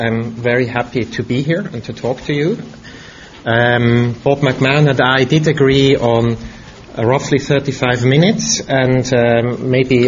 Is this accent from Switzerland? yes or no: yes; Switzerland; moved away; I grew up in Europe, in Switzerland, and my mother was German.